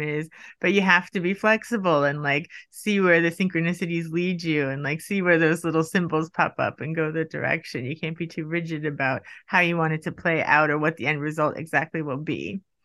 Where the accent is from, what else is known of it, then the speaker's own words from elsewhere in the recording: United States; now in Sweden; I'm from the U S